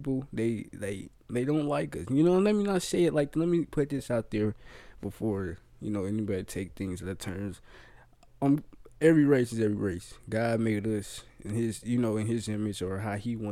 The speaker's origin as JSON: {"language": "English", "town": "Kansas City", "region": "Missouri", "country": "United States", "also_born_or_lived": "Tennessee", "said": "I'm from Kansas City"}